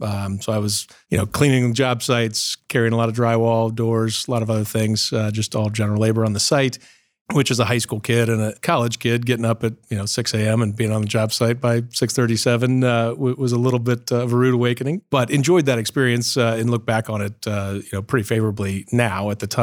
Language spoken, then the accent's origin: English; Columbus, Ohio, United States; I was born in Columbus, Ohio, born and raised here, Riverside Hospital, and class of 1974. And so born and raised here, grew up in Upper Arlington.